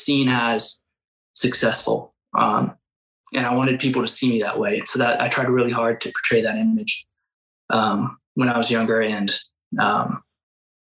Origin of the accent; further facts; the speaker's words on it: Salem, Oregon, United States; I was born, Salem area